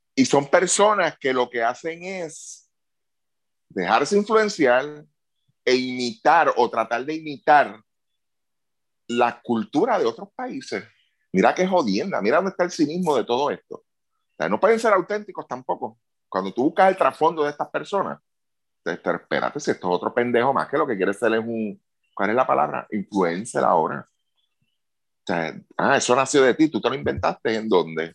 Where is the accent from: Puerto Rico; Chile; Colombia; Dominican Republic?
Puerto Rico; como puertorriqueño